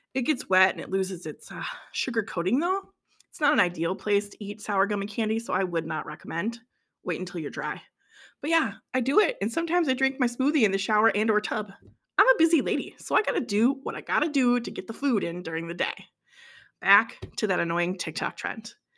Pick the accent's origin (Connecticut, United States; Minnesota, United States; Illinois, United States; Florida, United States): Minnesota, United States; I'm from Minnesota